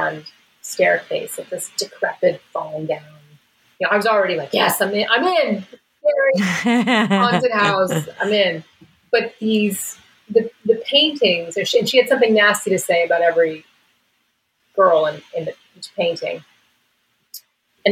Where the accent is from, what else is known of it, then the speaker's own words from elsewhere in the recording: Allentown, Pennsylvania, United States; you're a kid growing up in Allentown, Pennsylvania